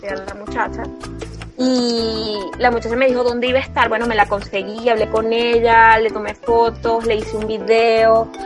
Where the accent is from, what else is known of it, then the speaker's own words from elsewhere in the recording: Caracas, Capital District, Venezuela; now in Barquisimeto, Venezuela; yo soy caraqueña, aunque amo vivir ahorita que soy mamá en marquisibeto